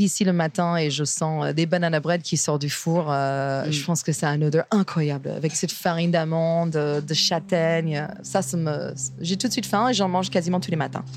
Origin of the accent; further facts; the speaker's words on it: Virginia, United States; French is a second language; moved away as an adult; now in Paris, France; j'ai grandi en Virginie et on avait un petit potager